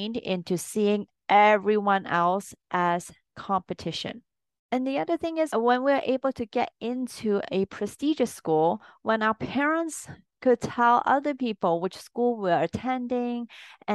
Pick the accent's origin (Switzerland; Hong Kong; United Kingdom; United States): Hong Kong; especially where I grew up in Hong Kong